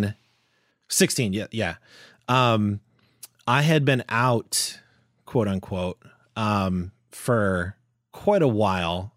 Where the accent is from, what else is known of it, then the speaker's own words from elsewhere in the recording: Florida, United States; growing up in Florida, like, that's, you know, it's the South